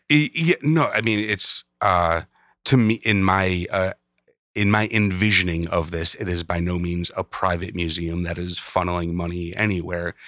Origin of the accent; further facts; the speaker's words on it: Chicago, Illinois, United States; I grew up in Chicago